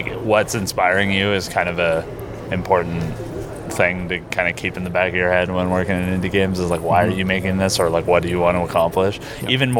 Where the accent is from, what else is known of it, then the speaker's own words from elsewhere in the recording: Vancouver, British Columbia, Canada; I'm from Vancouver